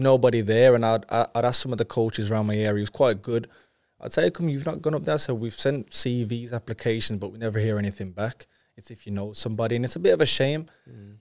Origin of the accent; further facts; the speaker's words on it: Wolverhampton, West Midlands, United Kingdom; I'm from Wolverhampton, but uh, my dad's background is Jamaican